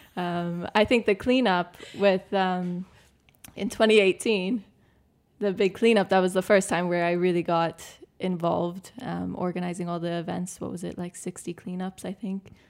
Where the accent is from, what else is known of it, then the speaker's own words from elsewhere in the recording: Canada; moved away as an adult; now in Malta; I grew up in Canada